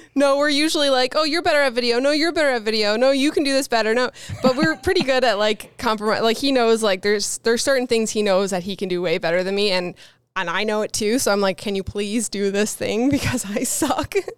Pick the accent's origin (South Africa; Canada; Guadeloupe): Canada; Newfoundland and Labrador; I said I was from Canada, but I'm from the East Coast of Canada, Newfoundland